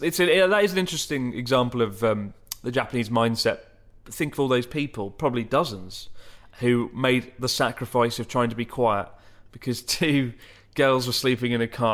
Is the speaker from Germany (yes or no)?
yes; Germany; I'm a teacher from Germany.